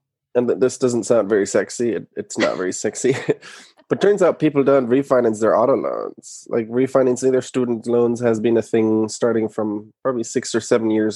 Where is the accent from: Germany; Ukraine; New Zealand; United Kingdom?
Germany; moved away as an adult; now in United States; I'm from Germany originally. I moved to the US in 2011 to go to business school.